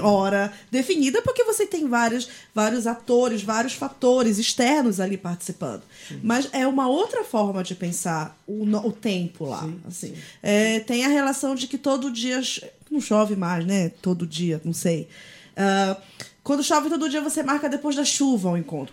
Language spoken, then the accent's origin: Portuguese; Belém, Pará, Brazil; now in São Paulo, Brazil; sobre Belém, sobre o Pará, de onde eu sou